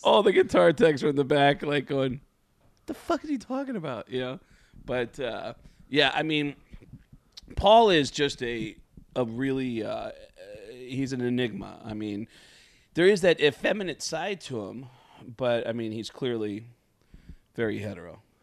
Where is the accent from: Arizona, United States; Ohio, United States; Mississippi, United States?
Arizona, United States; Tucson; also born or lived in New York; I was living in Tucson, Arizona, which is where I moved to from New York. And, and in my teenage years, uh, I'm living in Tucson